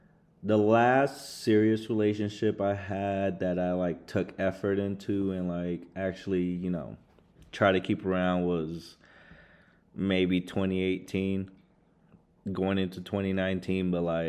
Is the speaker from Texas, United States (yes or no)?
yes; San Antonio, Texas, United States; So I was born in San Antonio.